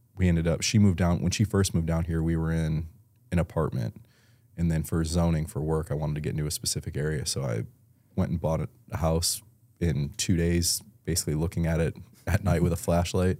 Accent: Elma, New York, United States; moved away as an adult; also born or lived in Buffalo, New York / tri-state area; now in Tampa, United States; I grew up in Buffalo, New York, um, small town, Elma, New York.

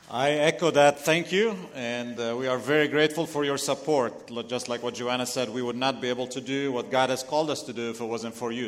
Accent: Lebanon; accent: Lebanese; English is a second language; moved away; If you're wondering where my accent is from, I'm Lebanese

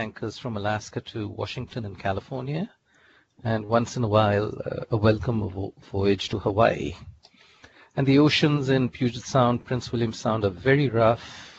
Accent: India; moved away as an adult; also born or lived in Tulsa, Oklahoma / Texas / Louisiana / San Francisco; now in United States; I was born and raised in India, did my bachelor's in chemical engineering there

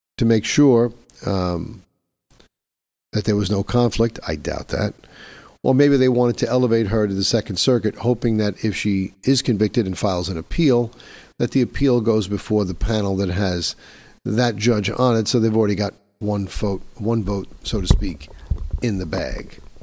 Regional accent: New York, United States; here in my hometown of New York

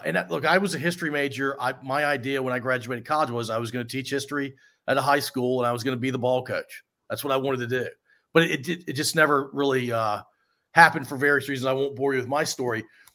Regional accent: Richmond, Virginia, United States; I'm from Richmond, Virginia

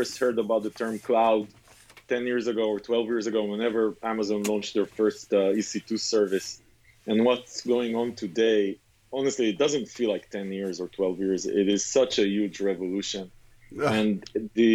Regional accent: Israel; I grew up in Israel

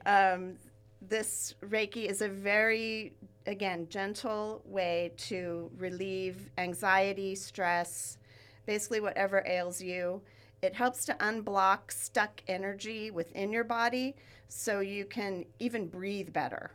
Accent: Ventura, California, United States; I grew up here in Ventura, and I live now where I grew up

